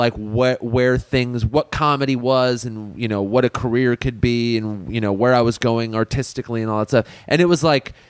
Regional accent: La Crescenta, California, United States; Growing up around La Crescenta

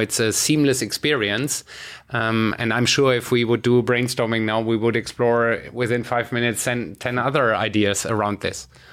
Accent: Germany; my home country, you know, Germany

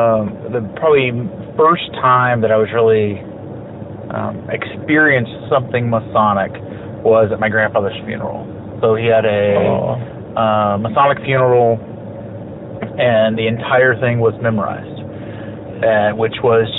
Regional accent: Arlington, Texas, United States; now in Arizona, United States; I grew up in Arlington, Texas.

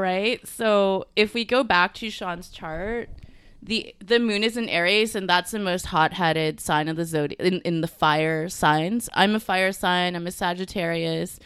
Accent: Canada; also born or lived in Singapore; I am from Singapore, but I'm of Chinese descent, even though I was born here in Canada, so I'm a thousand percent Canadian

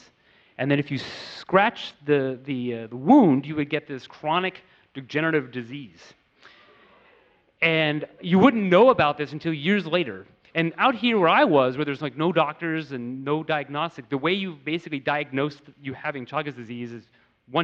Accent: United States; growing up in America

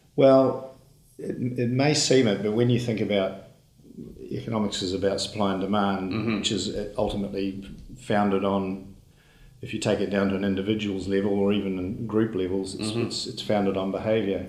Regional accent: Auckland, New Zealand; I was born in Auckland.

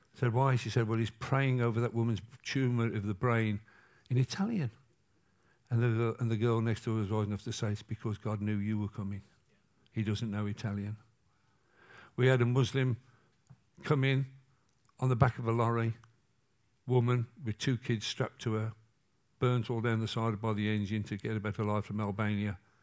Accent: England, United Kingdom; I'm English, not American

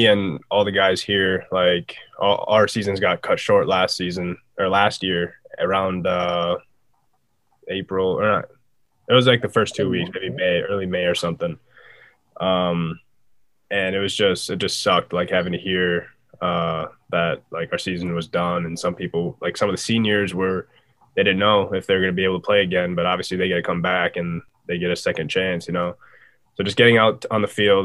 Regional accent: United States; moved away; SDSU is like 45 minutes from my hometown

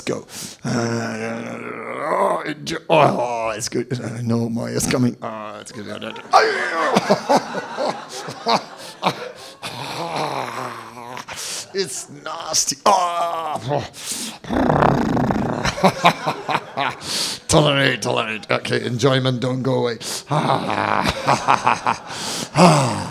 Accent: Amsterdam, North Holland, Netherlands; I'm from Amsterdam

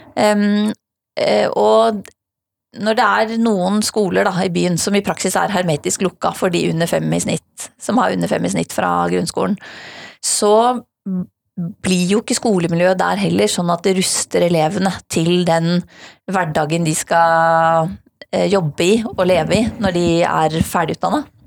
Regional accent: Hedmark, Innlandet, Norway; now in Oslo, Norway; jeg har vokst opp i Hedmark

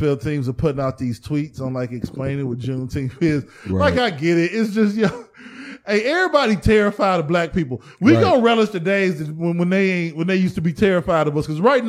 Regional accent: United States; We identify as Americans, because we was born in America.

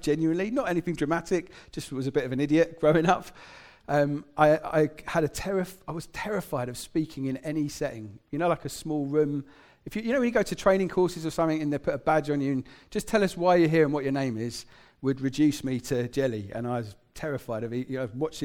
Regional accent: England, United Kingdom; I grew up in England

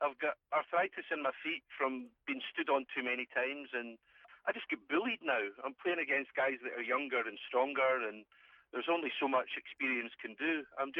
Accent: Coventry, West Midlands, United Kingdom; I grew up playing rugby in Coventry, as you did.

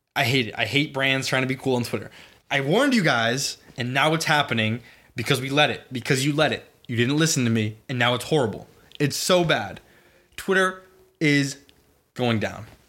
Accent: Boston, Massachusetts, United States; I grew up in Boston

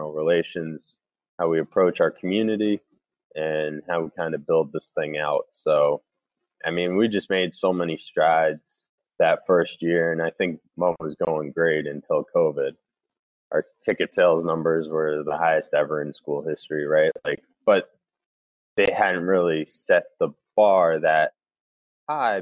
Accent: New York City, New York, United States; moved away; also born or lived in Vermont; I'm from New York City originally, so obviously Hackensack is right over the bridge, 20 minutes from where I grew up

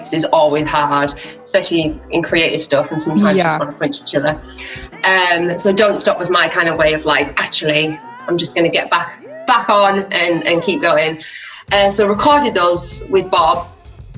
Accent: Teesside, North East England, United Kingdom; moved away as an adult; now in Leeds, United Kingdom; I'm originally from Teesside in the northeast of England, but I moved to Leeds for music college

